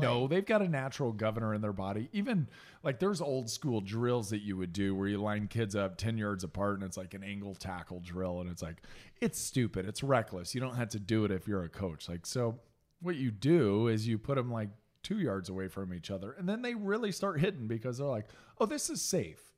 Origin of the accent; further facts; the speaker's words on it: Indianapolis, Indiana, United States; moved away; even growing up in Indiana, we didn't start on the south side of Indianapolis until I was in third grade